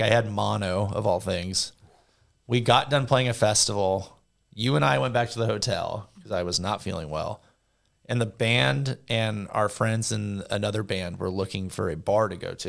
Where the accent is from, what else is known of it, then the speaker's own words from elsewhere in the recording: Southern California, United States; I grew up in Southern California